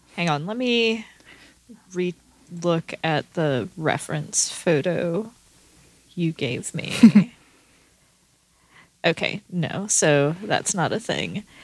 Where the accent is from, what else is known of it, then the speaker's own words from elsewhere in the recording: the American South, United States; I was born and raised there